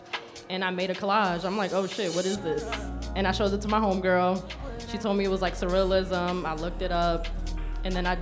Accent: New York City, New York, United States; I am from the Boogie Down Bronx

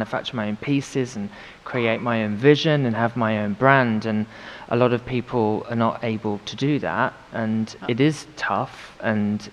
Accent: United Kingdom; now in London, United Kingdom; felt very British

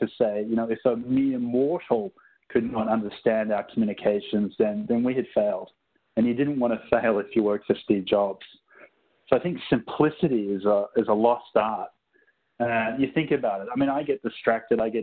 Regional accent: Sydney, New South Wales, Australia; moved away as an adult; also born or lived in Singapore / Cupertino, California; Originally, I'm from Sydney, Australia.

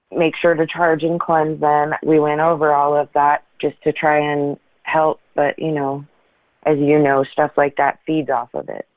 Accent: Portland, Oregon, United States; now in Washington, United States; I'm from Portland, Oregon originally

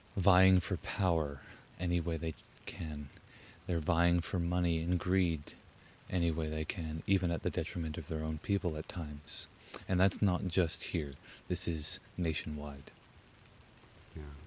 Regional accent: Huntsville, Ontario, Canada; also born or lived in Orillia, Ontario / British Columbia (ancestral homeland); I was raised in Huntsville, Ontario

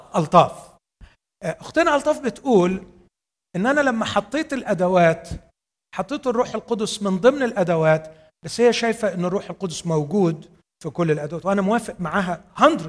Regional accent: Egypt; عندنا في مصر

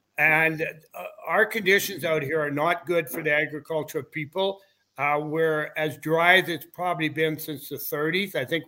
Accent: Weyburn, Saskatchewan, Canada; I grew up in Weyburn and I played my minor hockey there

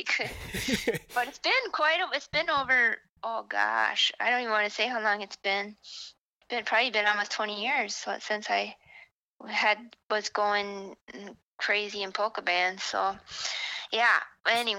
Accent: Danbury, Wisconsin, United States; moved away as an adult; also born or lived in Minnesota / Tennessee; I grew up closer to Danbury, Webb Lake, Danbury, Webster

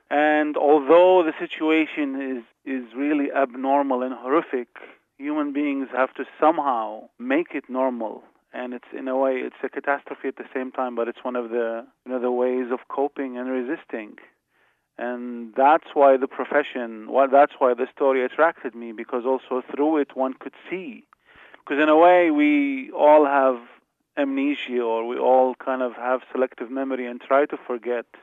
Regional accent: Iraq; English is a second language; moved away; Even though I left, but in a way, all Iraqis of my generation witnessed all of this.

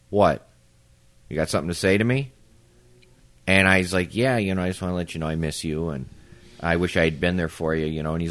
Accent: Palos, Illinois, United States; we're back where I grew up in Palos at the house in Palos

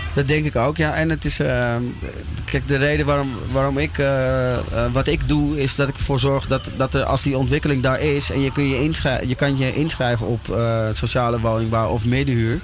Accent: Amsterdam, North Holland, Netherlands; ik ben eh, opgegroeid in Amsterdam-Oost

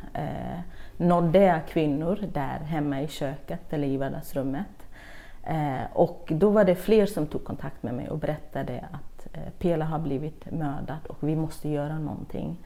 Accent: Kurdistan Region, Iraq; Swedish is a second language; now in Sweden; jag växte upp i södra Kurdistan, eller Irak

